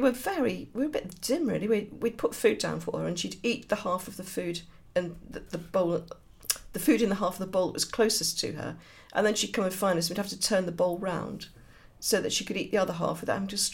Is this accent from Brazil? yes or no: no; Birmingham, West Midlands, United Kingdom; Yeah, I'm a Brummie.